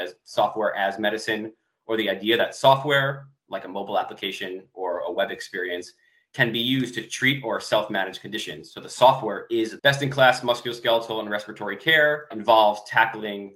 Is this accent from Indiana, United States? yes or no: no; New York, United States; moved away as an adult; also born or lived in California; After growing up in New York, I went out to California, study engineering physics at UC Berkeley